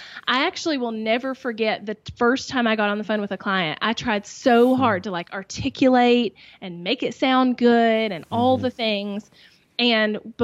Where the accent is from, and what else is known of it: the South, Southern United States, United States; accent: Southern